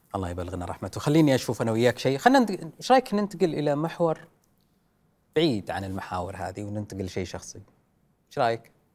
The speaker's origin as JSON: {"language": "Arabic", "country": "Saudi Arabia", "said": "انا كسعودي"}